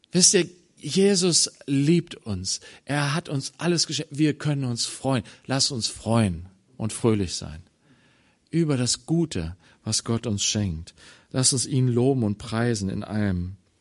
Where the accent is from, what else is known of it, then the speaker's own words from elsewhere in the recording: Germany; als Deutsche